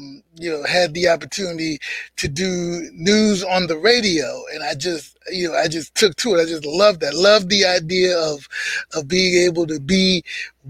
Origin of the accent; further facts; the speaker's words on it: New York City, New York, United States; I'm originally from Harlem, born and raised in Harlem